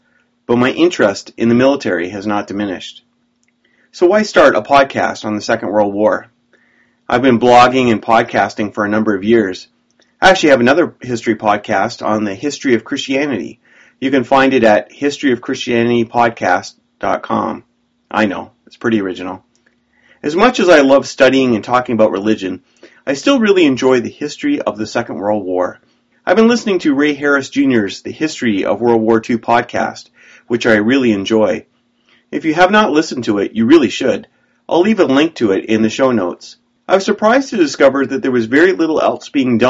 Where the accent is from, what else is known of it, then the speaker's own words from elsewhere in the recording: Canada; As a Canadian